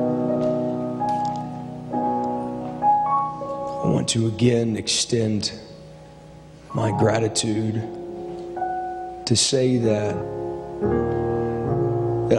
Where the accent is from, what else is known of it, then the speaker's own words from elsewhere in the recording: Ohio, United States; I grew up in Ohio